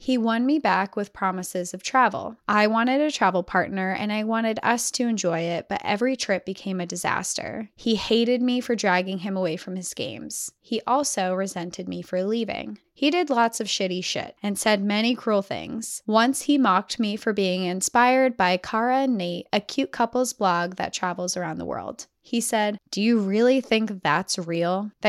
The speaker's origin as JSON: {"language": "English", "region": "Georgia", "country": "United States", "tie": "born or raised there", "also_born_or_lived": "Colorado", "said": "I was born in Colorado, where both sides of our family would come together in the mountains for picnics and a dip in the river, but that was it. I was raised in Georgia"}